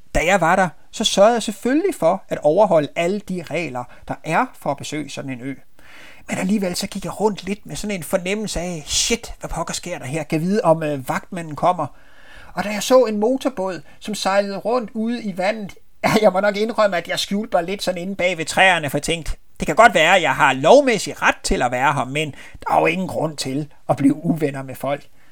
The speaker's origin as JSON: {"language": "Danish", "town": "Marstal", "region": "Southern Denmark", "country": "Denmark", "tie": "born or raised there", "said": "Marstal nede på Ærø, for det er jo der, at jeg er født og opvokset."}